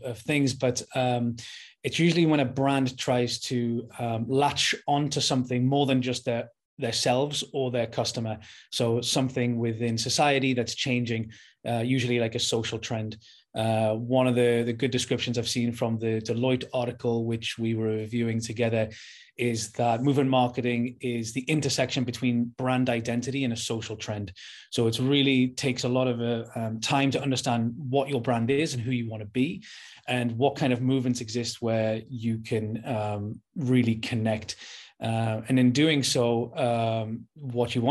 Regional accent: Newcastle upon Tyne, North East England, United Kingdom; I'm from Newcastle, the north of England.

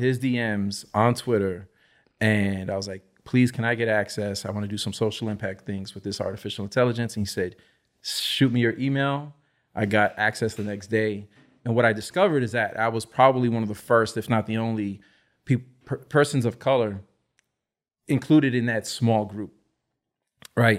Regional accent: New York City, New York, United States; I grew up in the Lower East Side, New York City

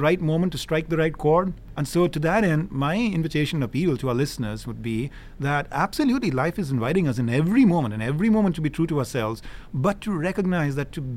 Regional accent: India; moved away as an adult; now in United States; I grew up in India. I am blessed to have lived the last, 30-odd years here in the United States

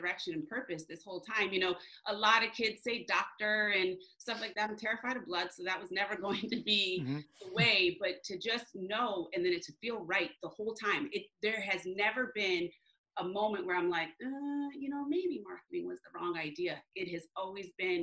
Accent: New Jersey, United States; also born or lived in Michigan; I was born in Michigan. And then when I was young, when I was in middle school, actually 12, we moved to New Jersey. I consider New Jersey home.

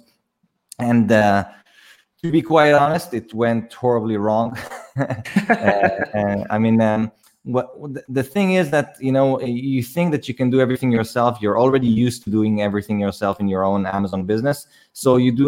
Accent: Israel; I'm from Israel. I was born in Israel, and I go back and forth to the Philippines all the time.

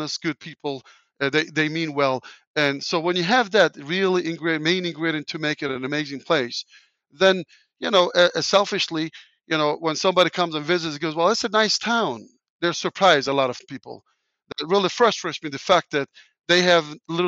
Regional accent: Turkey; English is a second language; moved away as an adult; now in Indianapolis, United States; where I grew up in Turkey, everybody relies on government to do things

